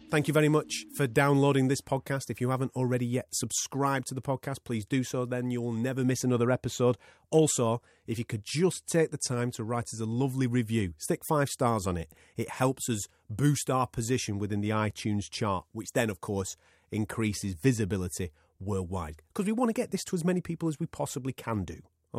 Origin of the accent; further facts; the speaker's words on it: Blackburn, North West England, United Kingdom; moved away; I'm originally from Blackburn.